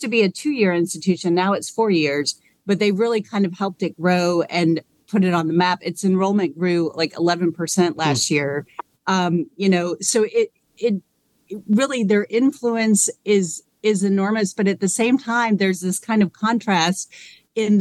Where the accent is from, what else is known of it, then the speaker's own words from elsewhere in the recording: Georgia, United States; I grew up in Georgia, but is my first time here